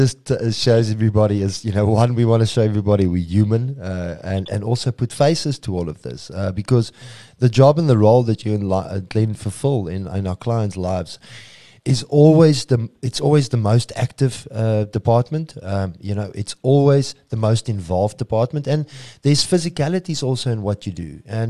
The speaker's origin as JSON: {"language": "English", "country": "South Africa", "said": "we're not always saying support us locally because we're South African."}